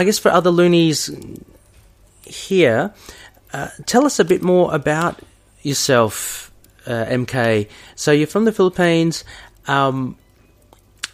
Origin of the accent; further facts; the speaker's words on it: Australia; my background is Filipino as well. Kind of grew up in Australia